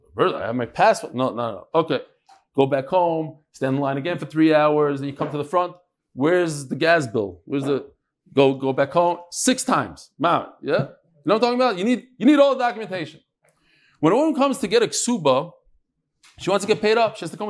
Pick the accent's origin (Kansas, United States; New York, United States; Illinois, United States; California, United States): New York, United States; Great Neck; now in Kew Garden Hills, United States; I live in Kew Garden Hills now. I'm from Great Neck originally.